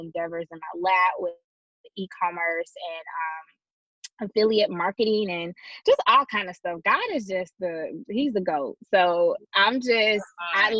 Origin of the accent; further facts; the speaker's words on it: Douglas, Georgia, United States; moved away as an adult; also born or lived in Jacksonville / Tallahassee; I'm from Douglas, Georgia, not Douglasville